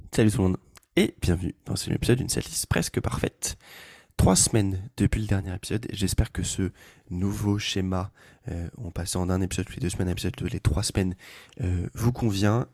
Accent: Le Mans, Pays de la Loire, France; moved away as an adult; now in Paris, France; moi je suis du Mans, je suis originaire du Mans

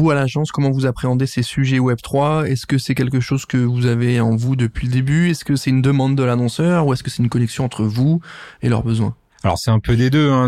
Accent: Nancy, Grand Est, France; T'as bien dit Nancy? Ouais. Ok, parce que c'est là d'où je viens

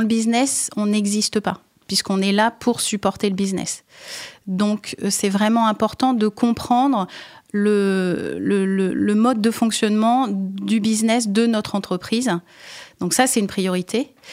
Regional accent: France; je suis française d'origine

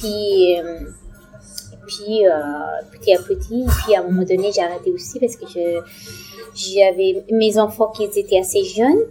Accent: Pakistan; also born or lived in Afghanistan; now in France; Bah, voilà, je viens d'Afghanistan, j'ai grandi au Pakistan, on

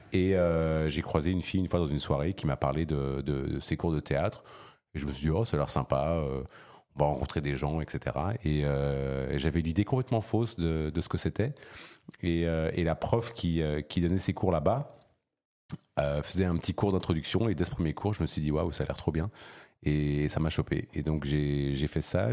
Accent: Switzerland; moved away as an adult; also born or lived in New York, United States; now in Paris, France; j'ai des origines diverses, mais j'ai grandi en Suisse

